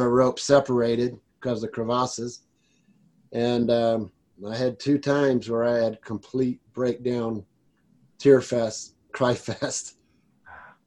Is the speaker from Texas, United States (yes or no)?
yes; South Texas, United States; now in Colorado, United States; I grew up in South Texas